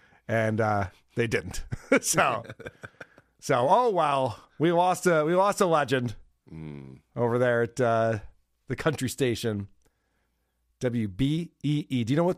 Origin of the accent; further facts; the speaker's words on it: Rochester, New York, United States; my hometown of Rochester